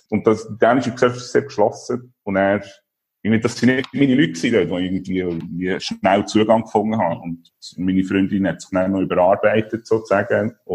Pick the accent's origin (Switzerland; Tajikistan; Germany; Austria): Switzerland; Solothurn; also born or lived in Basel / Copenhagen; now in Portugal; Von Solothurn, als Solothurner, da ist über Basel auf Kopenhagen und dann hier auf Portugal, genau.